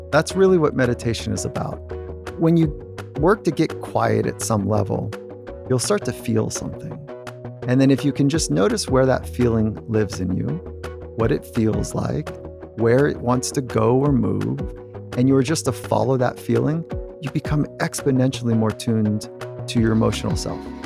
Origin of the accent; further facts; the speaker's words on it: California, United States; I'm growing up in California.